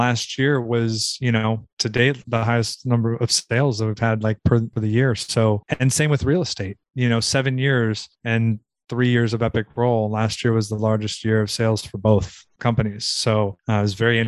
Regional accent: Southern California, United States; moved away as an adult; also born or lived in Virginia; I grew up in Southern California, about 30 minutes from Malibu Beach

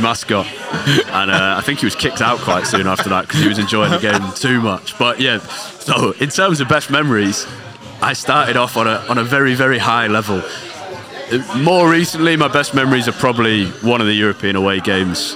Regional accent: London, United Kingdom; moved away as an adult; now in Manchester, United Kingdom; I grew up in North London, right next to Arsenal, um, but moved to Manchester four and a half, nearly five years ago

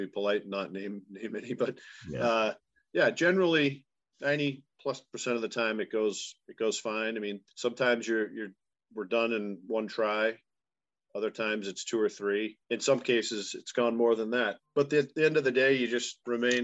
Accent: Duxbury, Massachusetts, United States; I grew up in Duxbury

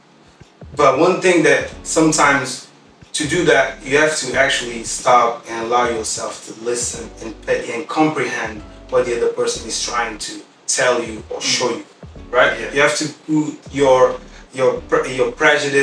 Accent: Portugal; also born or lived in Guinea-Bissau; I was born in Guinea-Bissau. I moved here when I was like 1 year old. I studied here all my life. Portugal

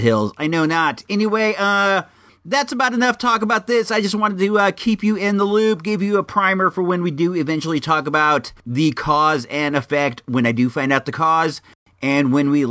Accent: Santa Rosa, California, United States; my hometown of Santa Rosa

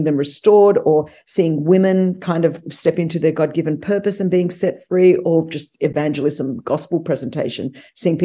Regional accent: Australia; moved away as an adult; now in United States; I grew up immigrant in Australia, very ostracized and marginalized out of Australian culture for being Greek

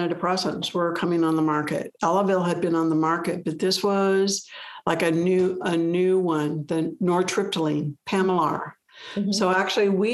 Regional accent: Omaha, Nebraska, United States; moved away as an adult; I grew up in Omaha, Nebraska

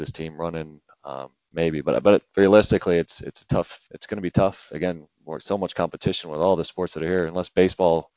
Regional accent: Virginia, United States; I grew up in Virginia

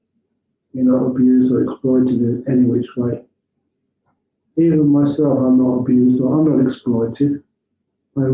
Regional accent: England, United Kingdom; now in Australia; as an English monk

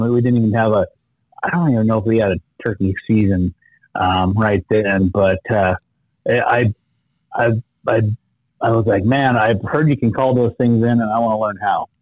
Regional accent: Idaho, United States; I was born and raised here in Idaho, uh, country boy.

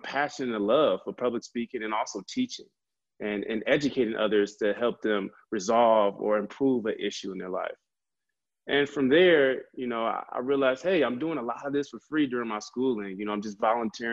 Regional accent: Chicago, Illinois, United States; also born or lived in Urbana-Champaign, Illinois / Madison, Wisconsin / Milwaukee, Wisconsin; I'm originally from the Chicagoland area.

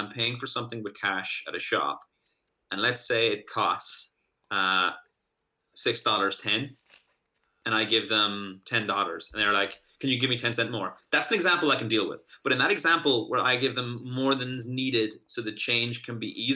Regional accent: Ireland; moved away as an adult; also born or lived in United States; now in Boston, United States; being an Irishman over here.

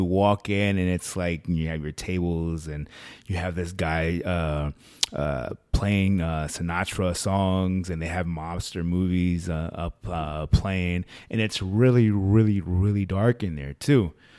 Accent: Northtown, Nevada, United States; Because I grew up in Northtown.

